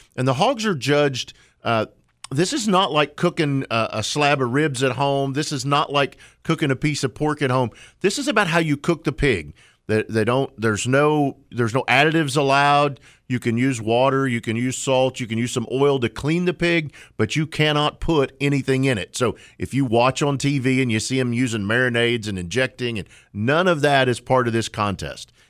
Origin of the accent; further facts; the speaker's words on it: Oklahoma, United States; now in North Carolina, United States; I grew up in Oklahoma